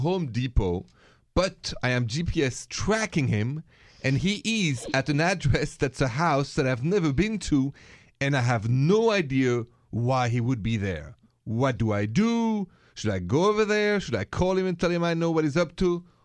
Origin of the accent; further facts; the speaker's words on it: France; accent: French; English is a second language; moved away; bear with my French accent